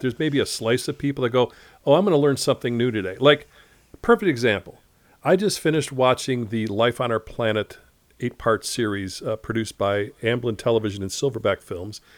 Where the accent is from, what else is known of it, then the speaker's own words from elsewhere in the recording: Chicago, Illinois, United States; growing up in Chicago